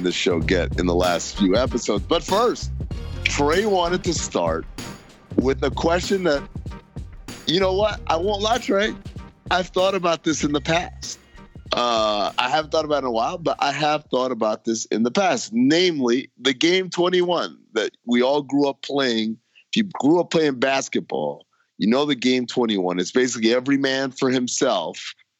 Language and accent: English; New York, United States; we're both from New York.